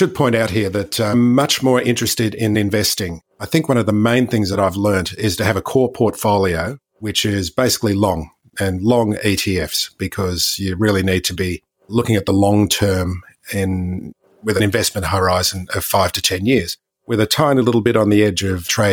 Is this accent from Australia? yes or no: yes; Australia; as you can hear from the accent, I'm not from North America. I'm an Aussie, Australian.